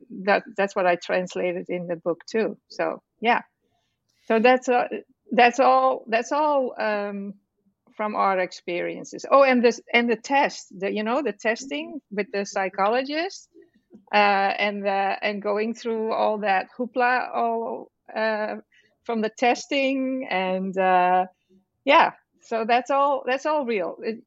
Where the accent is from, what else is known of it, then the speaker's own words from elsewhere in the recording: Netherlands; moved away as an adult; now in United States; Well, I am originally from the Netherlands, which is a country in Europe. Have you heard about that?